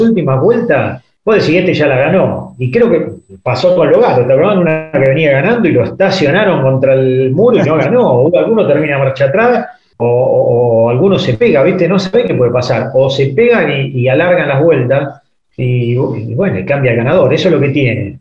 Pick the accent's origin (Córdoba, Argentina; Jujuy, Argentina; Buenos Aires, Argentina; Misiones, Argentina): Buenos Aires, Argentina; vivo dos cuadras de la cancha de Nueva Chicago